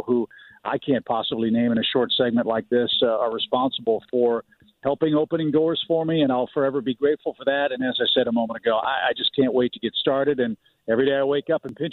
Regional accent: St. Louis, Missouri, United States; moved away; also born or lived in Orlando / Seattle / Chicago / Atlanta; as a kid growing up in West County in St. Louis

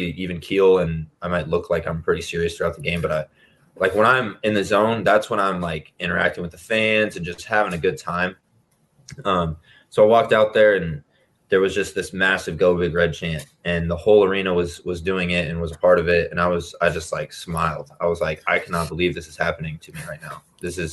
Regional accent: Lincoln, Nebraska, United States; I grew up in Lincoln

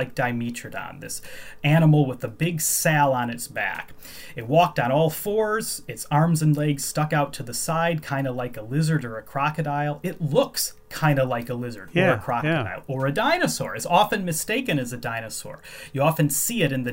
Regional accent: Chicago, Illinois, United States; moved away as an adult; now in Edinburgh, United Kingdom; I grew up in the Chicago area.

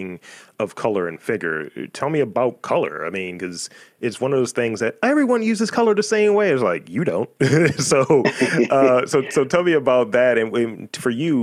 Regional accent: Baltimore, Maryland, United States; As a fellow Baltimore native

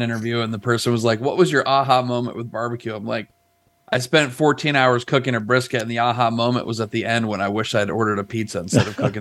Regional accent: upstate New York, United States; moved away; also born or lived in Rochester, New York / Ohio; Grew up in upstate New York. Born in Rochester

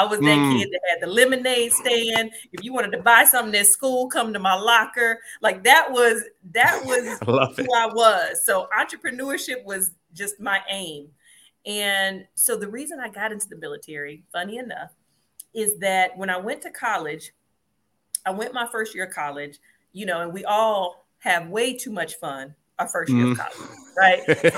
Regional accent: Compton, California, United States; also born or lived in Chicago; But I was born in Chicago, but I was raised in California, Compton, California, for a little bit of my life.

